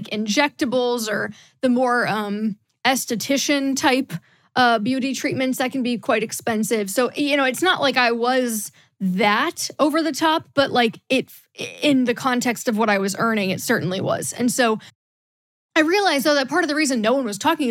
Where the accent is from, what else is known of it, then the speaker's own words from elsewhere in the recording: Midwest, United States; moved away as an adult; also born or lived in the South (US); I grew up in the Midwest and then moved to the South for college and worked in the South for a while.